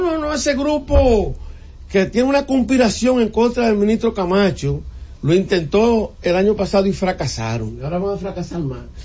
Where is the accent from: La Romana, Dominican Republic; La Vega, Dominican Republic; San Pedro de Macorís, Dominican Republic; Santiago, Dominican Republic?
Santiago, Dominican Republic; Puñal; yo que soy de Santiago, de Puñal Santiago